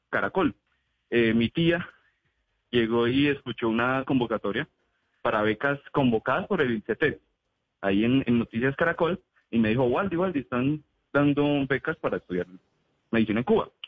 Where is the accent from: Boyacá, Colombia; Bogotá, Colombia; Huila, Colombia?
Huila, Colombia; Neiva; now in Pereira, Colombia; como soy oriundo de la ciudad de Neiva, yo nací en Neiva, nosotros con mi familia siempre solemos pasar las vacaciones, solíamos pasar las vacaciones allá de mitad de año y diciembre